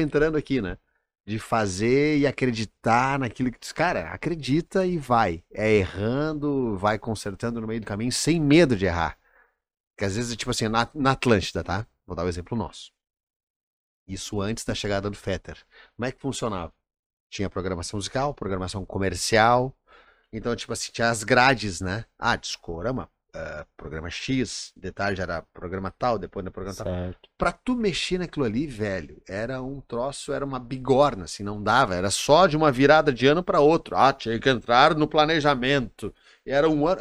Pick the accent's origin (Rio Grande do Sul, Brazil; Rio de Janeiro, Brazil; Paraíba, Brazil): Rio Grande do Sul, Brazil; now in Santa Catarina, Brazil; eu sou gaúcho